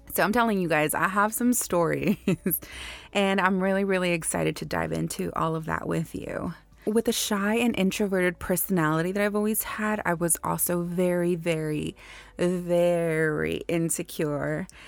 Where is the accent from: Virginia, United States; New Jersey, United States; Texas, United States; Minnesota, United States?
Texas, United States; Houston; I was born and raised in Houston, Texas.